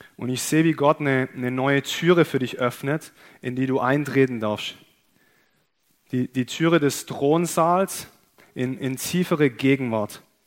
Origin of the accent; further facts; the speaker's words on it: Germany; wir als Deutsche